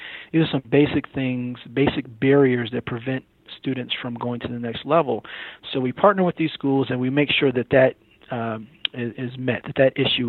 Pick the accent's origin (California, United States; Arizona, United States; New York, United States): New York, United States; Syracuse; moved away as an adult; now in Atlanta, United States; Yeah, so I'm actually from Syracuse, New York. Grew up a very cold place.